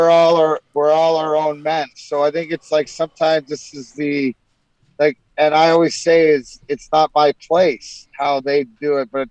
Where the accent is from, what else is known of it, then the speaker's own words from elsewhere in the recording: Canada; being Canadian kids